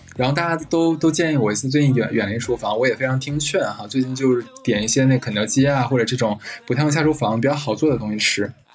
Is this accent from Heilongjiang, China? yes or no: yes; Harbin, Heilongjiang, China; moved away; also born or lived in Shanghai; 我的老家就是黑龙江省嘛，我们那边产榛子，所以从小我就是每年都是吃着榛子